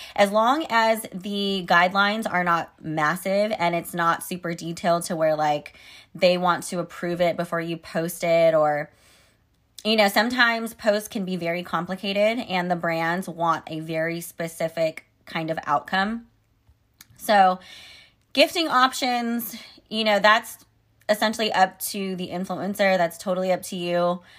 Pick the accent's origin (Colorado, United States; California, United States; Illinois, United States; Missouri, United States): California, United States; Sacramento; I live in Sacramento, California, and the California State Capitol is actually here in my hometown